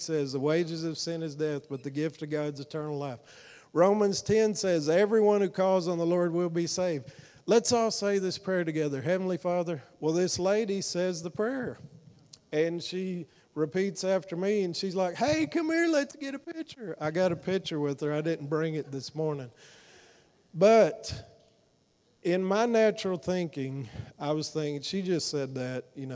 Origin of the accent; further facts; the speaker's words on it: Fort Worth, Texas, United States; I'm from Fort Worth